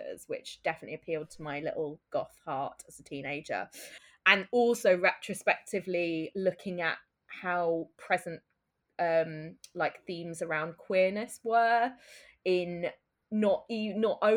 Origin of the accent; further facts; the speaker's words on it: Brighton, South East England, United Kingdom; I grew up in Brighton, and Brighton, for anyone who doesn't know, is the UK gay capital.